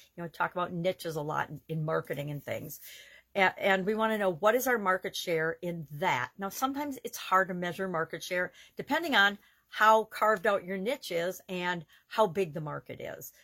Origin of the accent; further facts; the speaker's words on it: Wisconsin, United States; I'm from Wisconsin and our state motto is forward